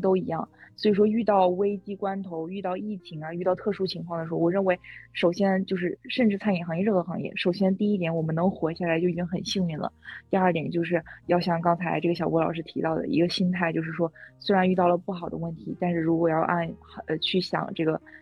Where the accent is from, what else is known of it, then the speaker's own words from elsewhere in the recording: Hegang, Heilongjiang, China; moved away; 我的老家是叫鹤岗，我想你们一定听说过这城市，因为它是全国房价最低的城市